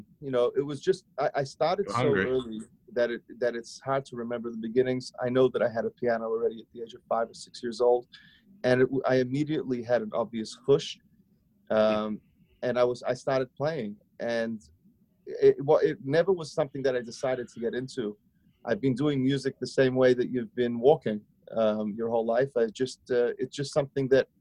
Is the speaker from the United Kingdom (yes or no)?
no; Sydney, New South Wales, Australia; moved away as an adult; now in Brooklyn, United States; I grew up in Australia. I'm from Sydney, Australia. You might still hear a hint of a twang, a hint of my accent